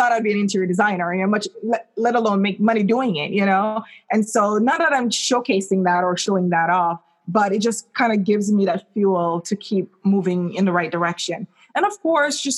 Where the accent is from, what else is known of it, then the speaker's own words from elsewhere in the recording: Jamaica; moved away; I remember growing up in Jamaica